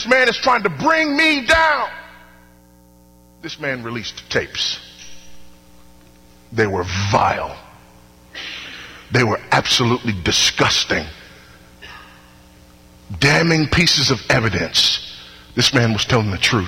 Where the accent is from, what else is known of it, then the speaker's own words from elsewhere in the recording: Houston, Texas, United States; my hometown, Houston, Texas